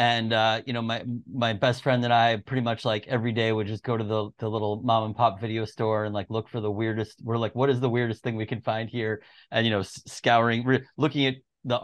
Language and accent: English; Long Island, New York, United States; moved away as an adult; also born or lived in Boston; I grew up in Long Island in New York